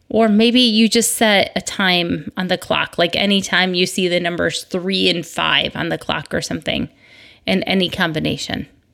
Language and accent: English; Michigan, United States; moved away; I grew up in Michigan